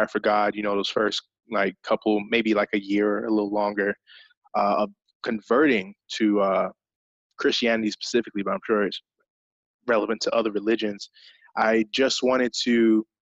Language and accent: English; England, United Kingdom; I grew up in England, so that was kind of a part of my upbringing